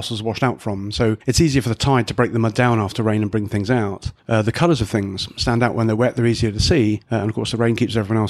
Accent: Taunton, South West England, United Kingdom; I'm from Taunton, so 28 miles away

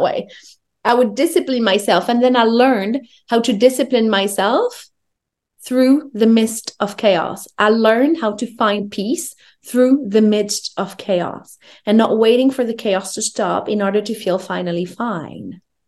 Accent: France; I grew up in France. I'm French Moroccan.

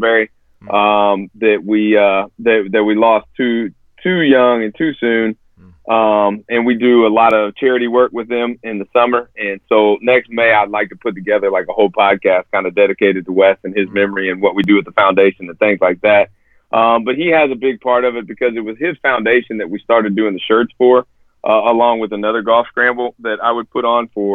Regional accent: Evansville, Indiana, United States; I was born and raised here in Evansville

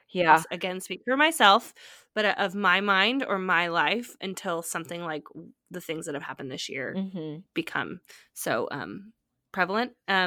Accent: California, United States; now in Nashville, United States; I'm from California. I'm from the Bay Area, which is for all intents and purposes, like a pretty diverse place.

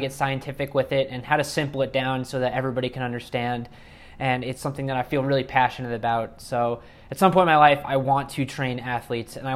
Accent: New York, United States; I'm originally from New York

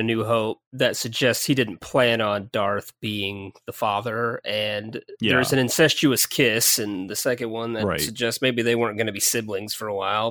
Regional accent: Midwest, United States; growing up in the Midwest with the rest of us.

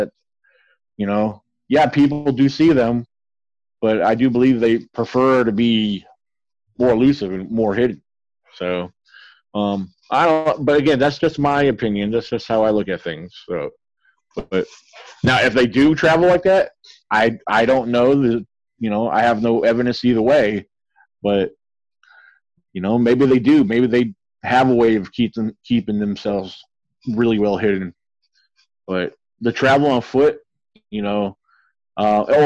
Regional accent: Virginia, United States; I grew up here in Virginia and I know the area very well

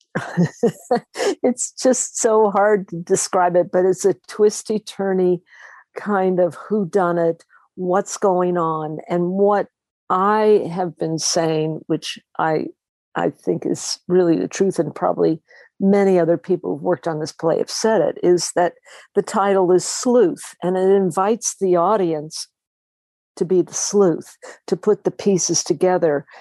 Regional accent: Los Angeles, California, United States; I was born in Los Angeles

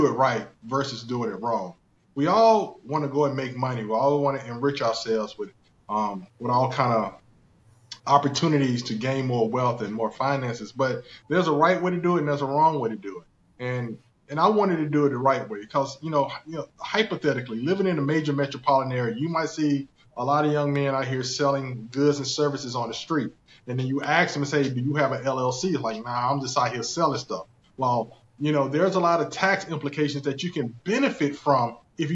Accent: South Carolina, United States; accent: thick country; I'm originally from South Carolina, born and raised in South Carolina. That's why you hear the thick country accent sometimes

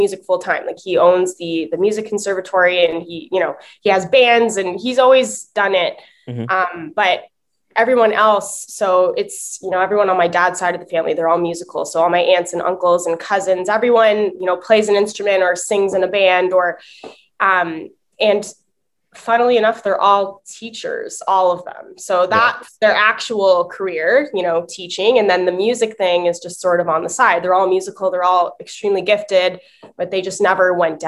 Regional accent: Windsor, Ontario, Canada; now in Toronto, Canada; I'm originally from Windsor. I'm now based in Toronto, Ontario, but I was originally from Windsor and I was born into a musical family, which was really cool for me growing up

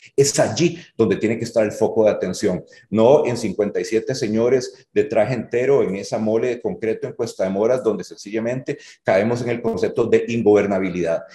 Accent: Hatillo, San José, Costa Rica; si yo vengo de Atillo

